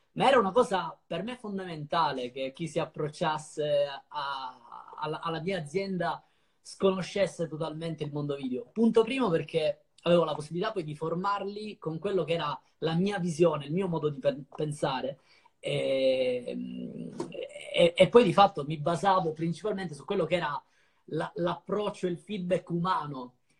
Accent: Ragusa, Sicily, Italy; moved away as an adult; also born or lived in Sardinia; now in Milan, Italy; Ho, ho passato i primi dieci anni di vita in Sardegna, poi dai dieci ai venticinque in Sicilia

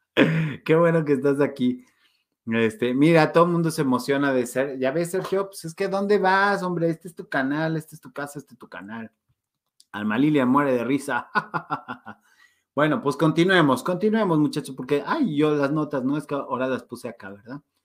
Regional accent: Mexico; como somos los mexicanos, bien chambeadores

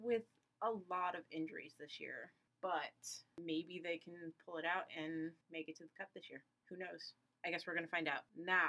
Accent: Cleveland, Ohio, United States; now in Nashville, United States; We're both from Cleveland, Ohio.

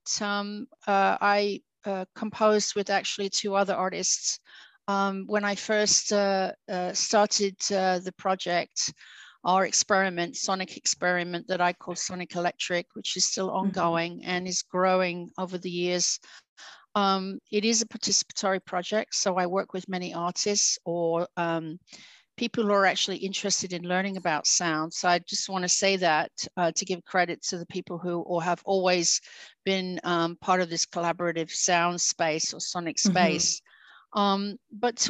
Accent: New York, United States; also born or lived in Venezuela / Montreal, Canada / Australia; now in Alhaurín el Grande, Spain; I'm also half Spanish and grew up in New York during my formative years

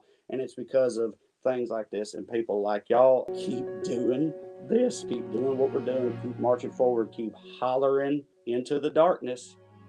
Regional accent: Selina, Tennessee, United States; growing up in Salina, Tennessee in the 90s

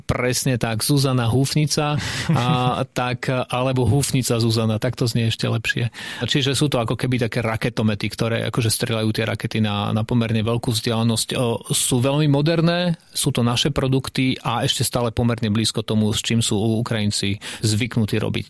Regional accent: Slovakia; sme zo Slovenska

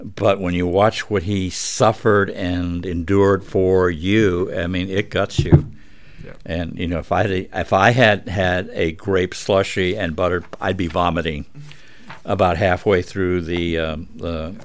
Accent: Scotland, United Kingdom; I'm Scottish

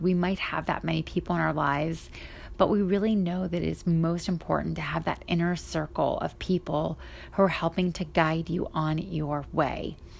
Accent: Pennsylvania, United States; now in Cleveland, United States; from Ohio, from Cleveland to Pennsylvania, where my hometown is

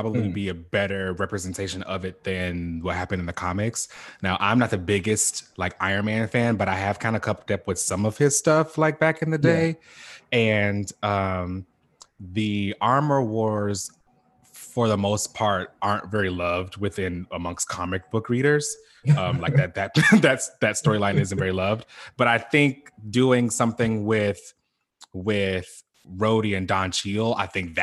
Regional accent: Chicago, Illinois, United States; moved away; I am originally from Chicago

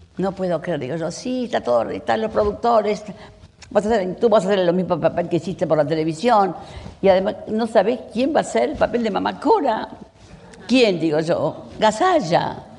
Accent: Uruguay; now in Argentina; yo soy uruguaya

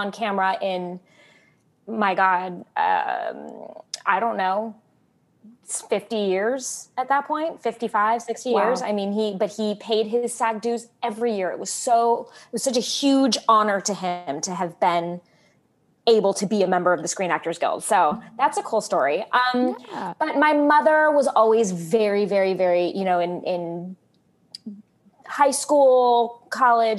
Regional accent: Southern California, United States; I grew up in Southern California

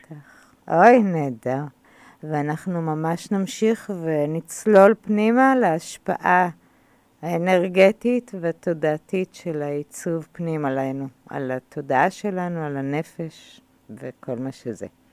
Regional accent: Israel; אני גדלתי בקיבוץ

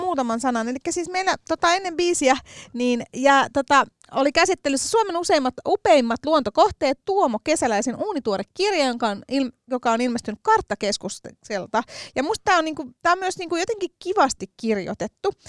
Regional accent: Helsinki, Uusimaa, Finland; accent: Stadi slang; minähän olen tota, noin kotoisin Helsingin keskustasta. Olen neljännen polven helsinkiläinen todistetusti ja ässäni todistaa sen.

